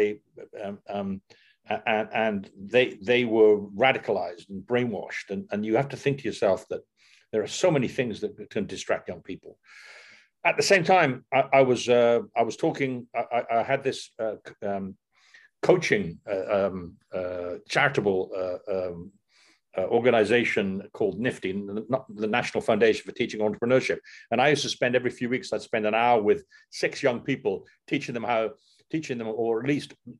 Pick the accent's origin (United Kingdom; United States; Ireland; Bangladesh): United Kingdom; Newport, Wales; I was born in Newport in South Wales